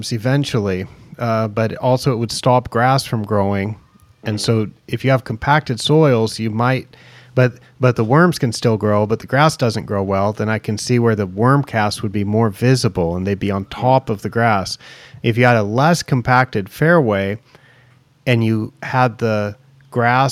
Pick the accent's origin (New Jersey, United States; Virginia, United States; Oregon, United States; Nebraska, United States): Oregon, United States; I grew up in Oregon